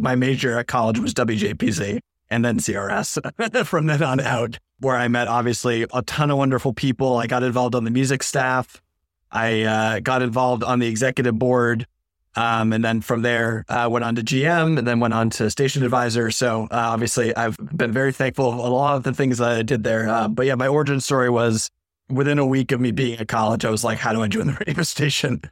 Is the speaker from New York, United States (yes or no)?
no; Maine, United States; moved away as an adult; now in Syracuse, United States; I was a hu-, huge Boston sports fan growing up in Maine all my life.